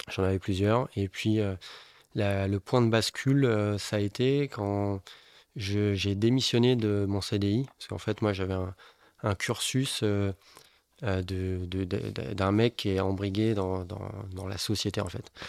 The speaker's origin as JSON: {"language": "French", "town": "Bordeaux", "region": "Nouvelle-Aquitaine", "country": "France", "said": "Je suis bordelais dans l'âme"}